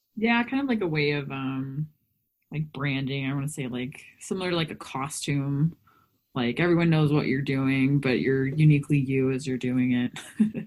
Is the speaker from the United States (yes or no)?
yes; Texas, United States; I grew up in Texas